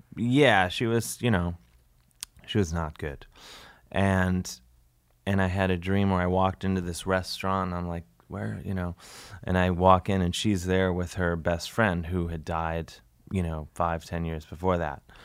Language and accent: English; United States; I'm an American